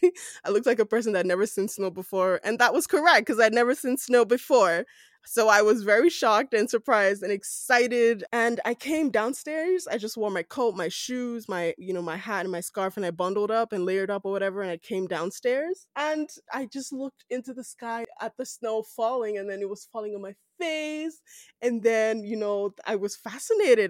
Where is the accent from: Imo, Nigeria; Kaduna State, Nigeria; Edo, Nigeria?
Edo, Nigeria; moved away as an adult; also born or lived in Lagos, Nigeria; now in Calgary, Canada; I'm Nigerian from West Africa, I am from Edo State within Nigeria